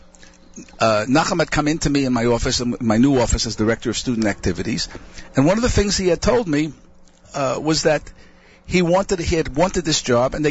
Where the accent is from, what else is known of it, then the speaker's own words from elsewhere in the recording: United States; first language English; moved away as an adult; now in Israel; I'm officially an Israeli. That doesn't mean I'm not an American citizen